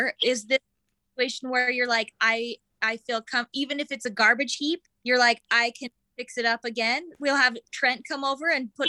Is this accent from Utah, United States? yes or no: yes; Orem, Utah, United States; I grew up in Orem